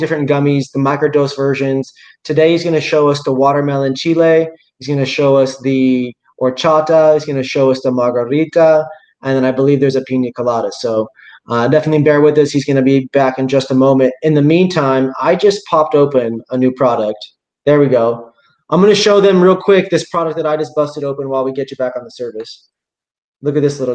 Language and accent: English; Seattle, Washington, United States; also born or lived in Houston, Texas; I come from Seattle